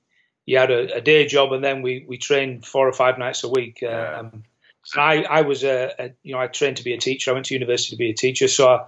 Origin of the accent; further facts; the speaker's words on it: England, United Kingdom; being English, you go to Spain on holidays and you'd see nothing but and or football teams.